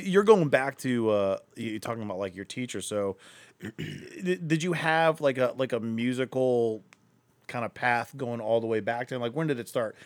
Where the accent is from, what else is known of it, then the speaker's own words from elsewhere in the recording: Akron, Ohio, United States; I'm from Akron, too